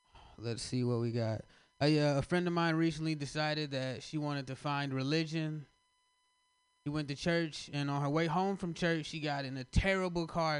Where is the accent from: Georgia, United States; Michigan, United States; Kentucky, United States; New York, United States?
Kentucky, United States; I'm from Kentucky